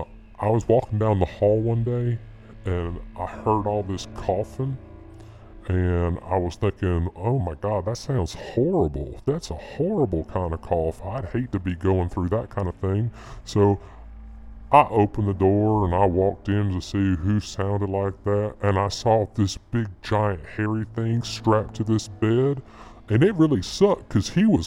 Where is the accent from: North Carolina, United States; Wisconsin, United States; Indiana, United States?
North Carolina, United States; North Carolina. I'm from North Carolina, and that's where I work in North Carolina.